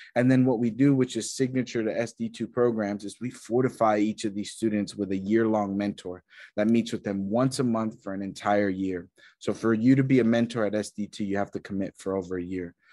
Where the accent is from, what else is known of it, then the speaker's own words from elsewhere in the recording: Texas, United States; moved away as an adult; also born or lived in New York / London; I grew up in Texas, uh, country uh, town